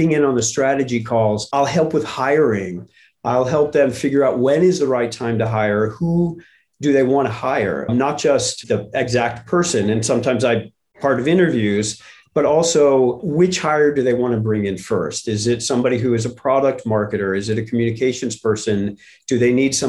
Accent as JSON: {"language": "English", "town": "St. Louis", "region": "Missouri", "country": "United States", "tie": "born or raised there", "said": "I grew up in St. Louis where the Gateway Arch is on the riverfront"}